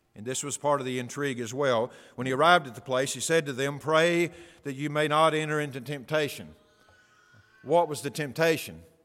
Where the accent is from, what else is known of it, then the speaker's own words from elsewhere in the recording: United States; my rights as an American